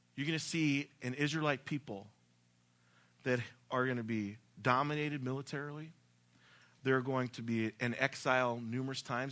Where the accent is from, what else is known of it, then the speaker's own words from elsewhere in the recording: the South, United States; I'm from the South